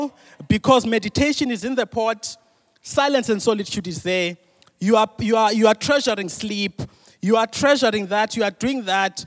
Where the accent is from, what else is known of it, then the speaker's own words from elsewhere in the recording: Mthatha, Eastern Cape, South Africa; I'm from Mtata.